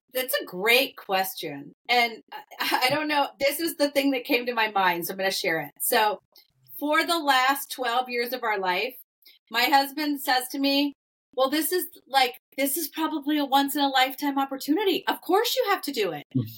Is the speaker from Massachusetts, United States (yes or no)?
yes; Massachusetts, United States; now in Midwest, United States; I live in the middle of the Midwest, and I'm a New Englander. We grew up in Massachusetts